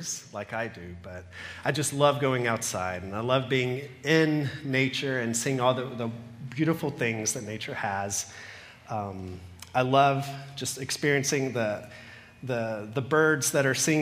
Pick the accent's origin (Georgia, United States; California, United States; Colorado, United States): Georgia, United States; now in Cayman Islands; I come from Georgia